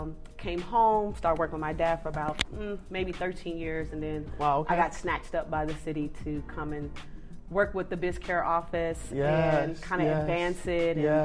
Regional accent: Kansas City, Missouri, United States; I'm originally from Kansas City, Missouri.

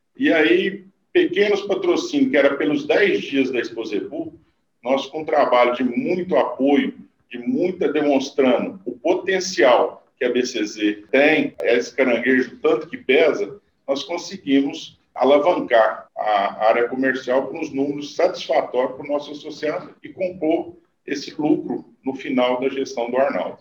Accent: Conquista, Minas Gerais, Brazil; also born or lived in Uberaba / Mato Grosso; eu nasci em Uberaba, né? Fui criado em Conquista, que é a 50 quilômetros de Uberaba.

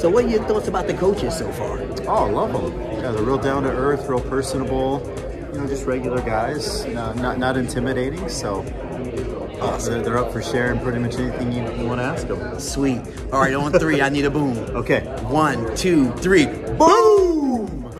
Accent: Salt Lake City, Utah, United States; I'm from Salt Lake City, Utah

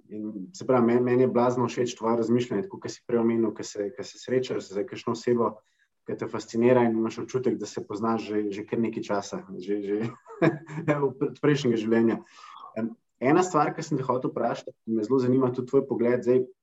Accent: Slovenia; smo Slovenci

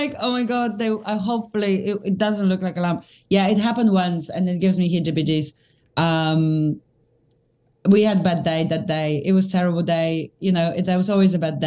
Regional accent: London, United Kingdom; As a Londoner

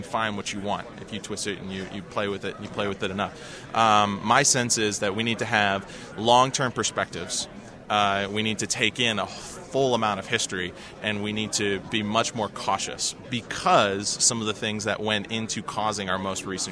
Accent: Washington, District of Columbia, United States; I'm from Washington

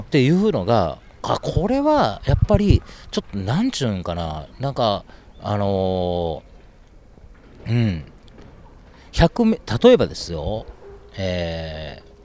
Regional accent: Osaka, Japan; now in Tokyo, Japan; 私、まあ、大阪出身の49歳

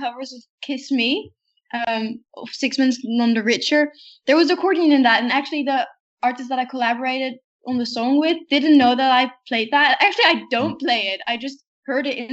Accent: The Hague, South Holland, Netherlands; I know one place in The Hague, because that's my hometown

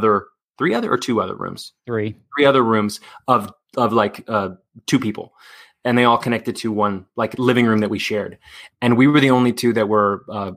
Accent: Dallas, Texas, United States; moved away as an adult; also born or lived in New York City / Los Angeles; I grew up in Dallas

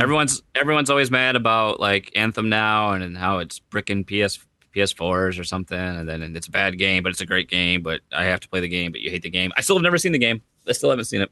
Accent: United States; I'm American

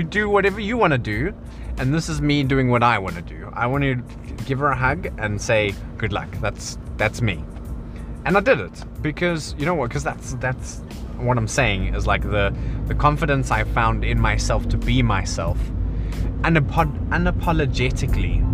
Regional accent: South Africa; moved away as an adult; now in England; I'm South African.

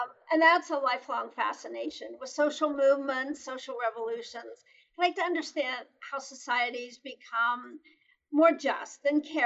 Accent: Pittsburgh, Pennsylvania, United States; moved away; also born or lived in Boston; I came back to an intensely corporate culture here in my hometown

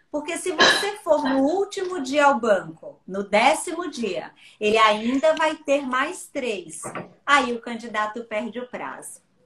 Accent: Bahia, Brazil; moved away; eu sou baiana

